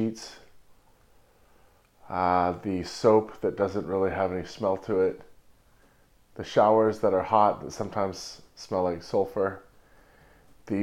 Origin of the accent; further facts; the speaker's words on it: Santa Cruz, California, United States; moved away; also born or lived in Watsonville / New York; in Santa Cruz, my hometown